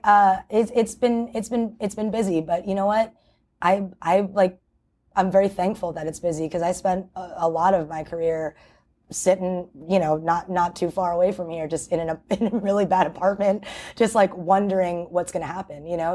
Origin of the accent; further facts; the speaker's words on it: New York City, New York, United States; my hometown